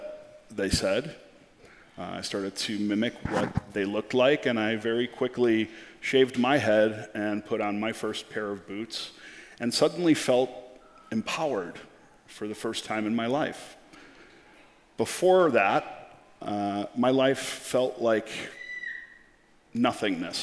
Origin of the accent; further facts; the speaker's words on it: Chicago, Illinois, United States; I come from Chicago